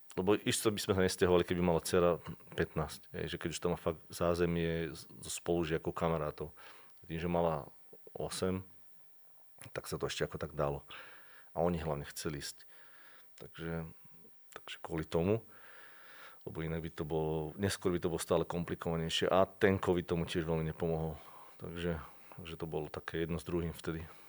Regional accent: Slovakia; moved away as an adult; also born or lived in Prague, Czech Republic / London, United Kingdom / Vancouver, Canada; doma na Slovensku, alebo, alebo doma v rodnom meste dokonca

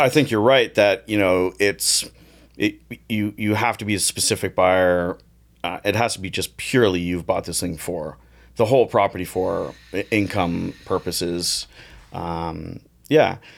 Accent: Toronto, Ontario, Canada; born or raised there

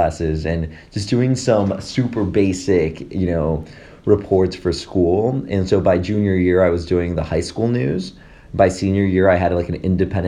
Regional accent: Michigan, United States; moved away as an adult; also born or lived in Mexico / Las Vegas; now in Philadelphia, United States; I was born in Mexico, but I grew up in Michigan.

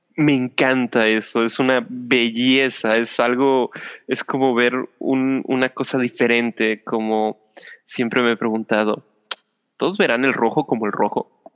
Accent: Mexico; somos mexicanos

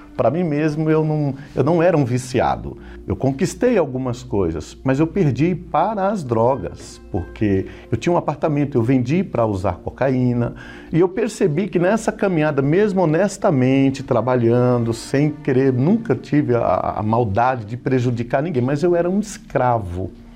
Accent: Osasco, São Paulo, Brazil; also born or lived in Carapicuíba; sou natural de Carapicuíba, resido, sempre morei na cidade de Osasco

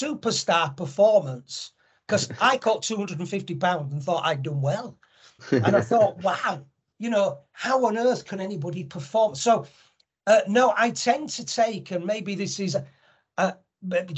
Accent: Leeds, Yorkshire and the Humber, United Kingdom; I'm from Leeds

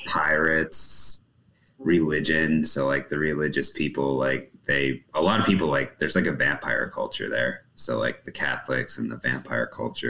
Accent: New England, United States; moved away as an adult; also born or lived in New Hampshire; now in Texas, United States; So I'm actually from New England

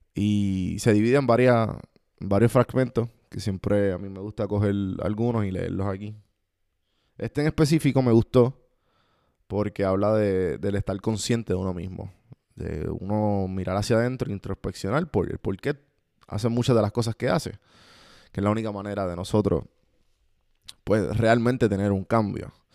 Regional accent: Puerto Rico; Nosotros puertorriqueños, los que están escuchando esto, que somos de Puerto Rico

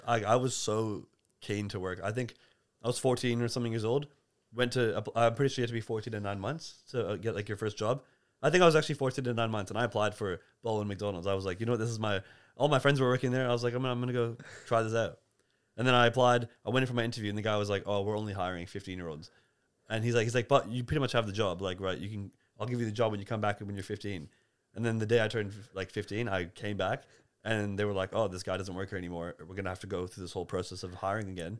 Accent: Canada; now in Melbourne, Australia; I was born in Canada

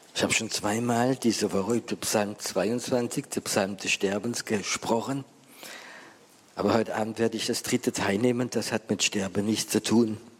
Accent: Germany; bei uns in Deutschland

